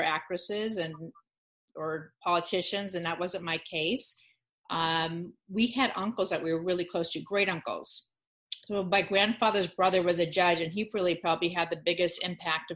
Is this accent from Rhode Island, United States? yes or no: no; the Valley, California, United States; accent: Valley girl; I grew up in the Valley